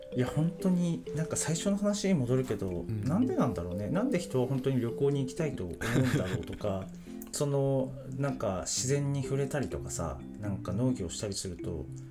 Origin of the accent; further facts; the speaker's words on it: Kanto area, Japan; 本当に僕もそうだけどこの関東近郊とかで生まれ育ったやつは